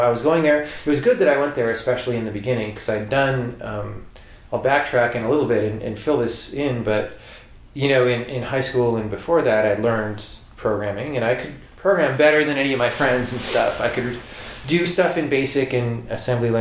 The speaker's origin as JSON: {"language": "English", "region": "Southern California", "country": "United States", "said": "I'm from Southern California"}